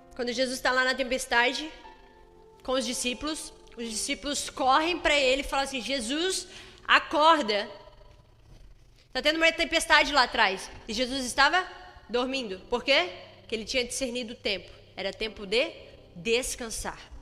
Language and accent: Portuguese; Brazil; Se nós somos brasileiros